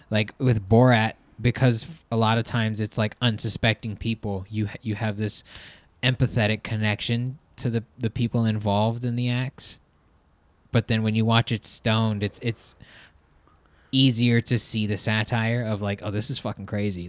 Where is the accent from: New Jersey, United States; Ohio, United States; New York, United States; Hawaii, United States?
Hawaii, United States; growing up in Hawaii